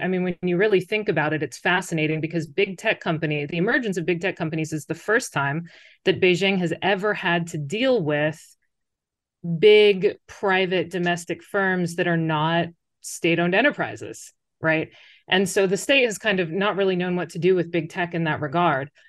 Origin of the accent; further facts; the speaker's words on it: United States; moved away as an adult; now in China; you say the U S